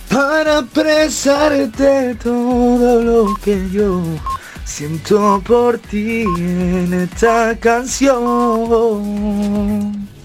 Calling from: Fuengirola, Andalusia, Spain; Soy … de Fungirola.

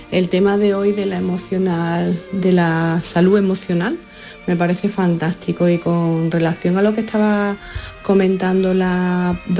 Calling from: Alhaurín, Andalusia, Spain; Eh, yo, por ejemplo, soy … de Alaurín y he tenido que decir no a mi madre.

